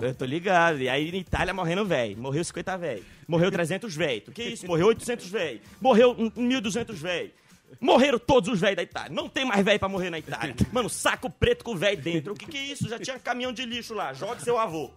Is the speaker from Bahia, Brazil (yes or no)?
no; Belém, Pará, Brazil; eu sou de Belém, ver o peso.